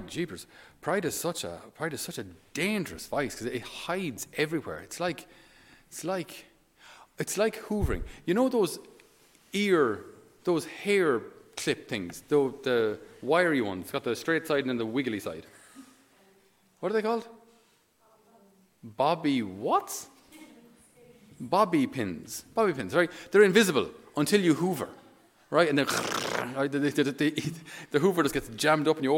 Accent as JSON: {"language": "English", "country": "Ireland", "said": "we being Irish"}